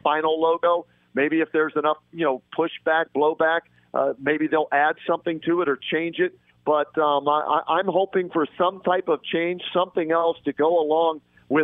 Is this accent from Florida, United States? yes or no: no; Pittsburgh, Pennsylvania, United States; now in Cleveland, United States; I grew up in Pittsburgh